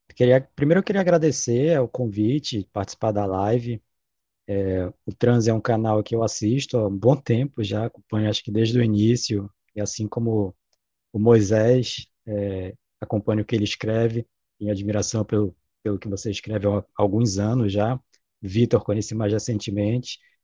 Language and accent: Portuguese; Belém, Pará, Brazil; also born or lived in Manaus; eu sou amazônida, né, nascido numa das capitais amazônicas, que é Belém